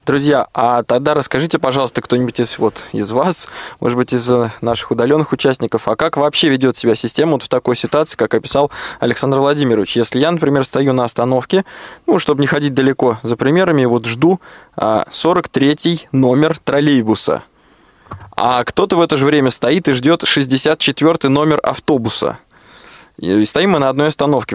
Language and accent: Russian; Moscow, Russia; Я, как коренной москвич